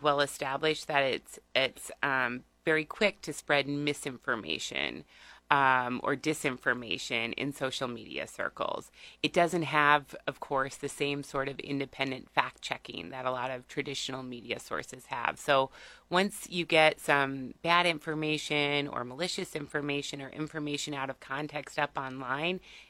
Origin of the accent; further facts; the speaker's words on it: Seward County, Nebraska, United States; moved away as an adult; now in Lincoln, United States; I'm originally from Seward County, but I've been here in Lincoln since 1995 to attend the university